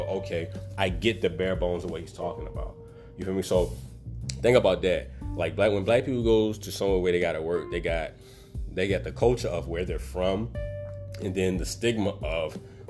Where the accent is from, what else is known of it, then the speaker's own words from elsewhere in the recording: Baltimore, Maryland, United States; I'm from Baltimore